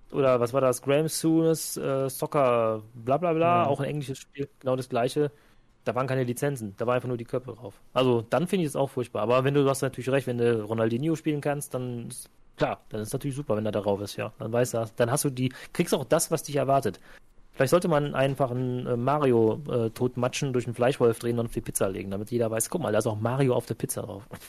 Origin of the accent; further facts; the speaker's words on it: Cologne, North Rhine-Westphalia, Germany; als Kölner